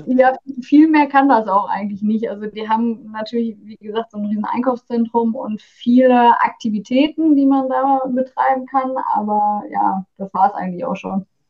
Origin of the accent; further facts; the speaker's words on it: Oberhausen, North Rhine-Westphalia, Germany; moved away as an adult; now in Bochum, Germany; ich komme aus Oberhausen ursprünglich